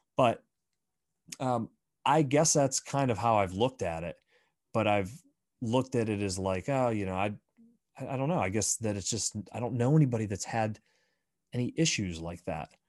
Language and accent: English; Bradford, Pennsylvania, United States; moved away; some friends that I grew up with back in my hometown of Bradford, Pennsylvania